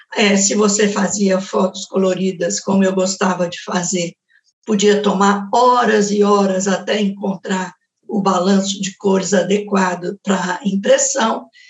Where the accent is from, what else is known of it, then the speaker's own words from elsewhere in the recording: Belo Horizonte, Minas Gerais, Brazil; quando eu era jovem em Belo Horizonte